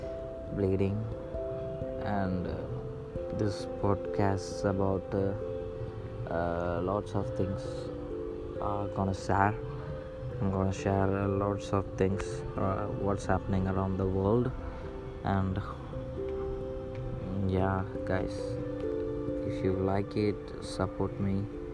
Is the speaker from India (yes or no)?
yes; India; I'm from India